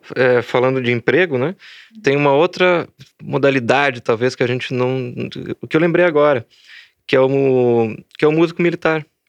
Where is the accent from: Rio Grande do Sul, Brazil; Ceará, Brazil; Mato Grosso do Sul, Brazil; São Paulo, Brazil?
Rio Grande do Sul, Brazil; also born or lived in Belo Horizonte; Sou, gaúcho, sou gaúcho e estou em Santa Maria.